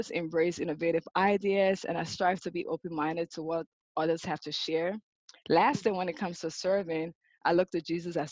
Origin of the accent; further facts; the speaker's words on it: Liberia; moved away as an adult; now in United States; As a young girl growing up in Liberia, West Africa